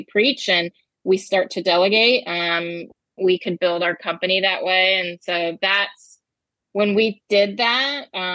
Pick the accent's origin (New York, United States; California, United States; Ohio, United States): Ohio, United States; moved away as an adult; now in Decatur, United States; I'm from the Midwest as well. We have similar upbringings, but yeah, from the Midwest, from Ohio